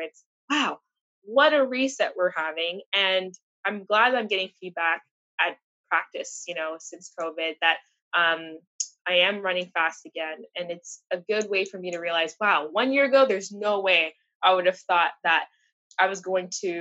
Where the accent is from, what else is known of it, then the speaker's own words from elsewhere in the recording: Montreal, Quebec, Canada; moved away as an adult; now in Toronto, Canada; I'm from Montreal, my family's still there